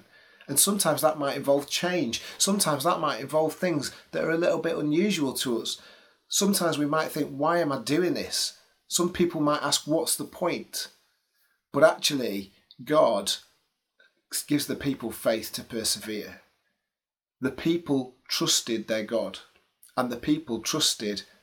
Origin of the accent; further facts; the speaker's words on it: England, United Kingdom; as an English person